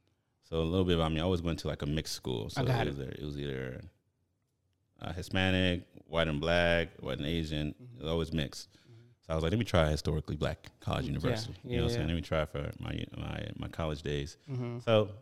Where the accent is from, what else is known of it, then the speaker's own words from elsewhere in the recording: Nigeria; I'm Nigerian, mm-hmm, born and raised with, yeah, around Nigerian people.